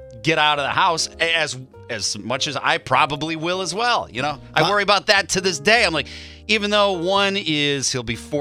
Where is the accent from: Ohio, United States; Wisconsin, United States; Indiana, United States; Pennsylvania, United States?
Wisconsin, United States; Silver Lake; I grew up in Silver Lake, Wisconsin